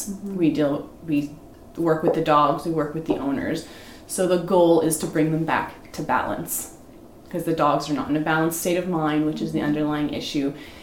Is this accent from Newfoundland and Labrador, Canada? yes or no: no; Toronto, Ontario, Canada; now in Warkworth, Canada; I was born and raised in Scarborough